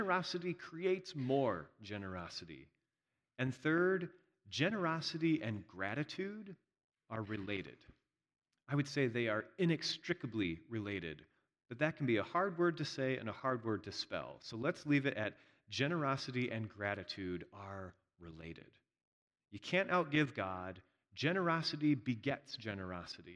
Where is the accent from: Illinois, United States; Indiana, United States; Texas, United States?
Indiana, United States; moved away; I'm from Indiana